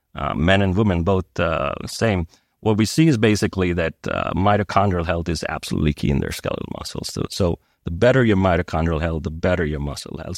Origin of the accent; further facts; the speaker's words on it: India; also born or lived in United States; now in Switzerland; I grew up in India